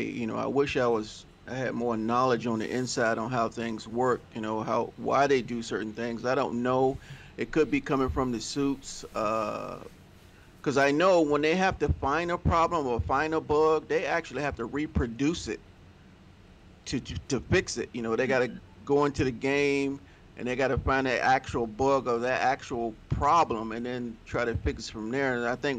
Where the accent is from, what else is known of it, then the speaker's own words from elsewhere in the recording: Virginia, United States; born there; also born or lived in California; now in Seattle, United States; I'm up here in Seattle, Washington. You know, I was born in Virginia, been in California, but I'm up here in Seattle.